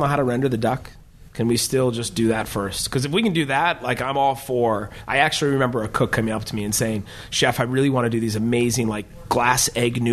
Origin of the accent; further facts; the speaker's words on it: Minnesota, United States; We as a Minnesotan